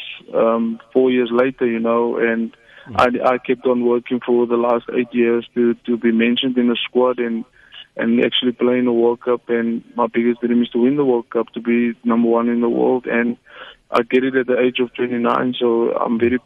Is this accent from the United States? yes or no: no; South Africa; to South Africans in our own country